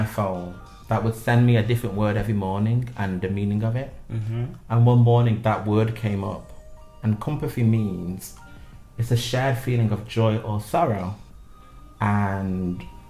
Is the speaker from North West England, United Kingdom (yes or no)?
yes; Manchester, North West England, United Kingdom; moved away as an adult; also born or lived in Milan, Italy; now in China; I'm from Manchester.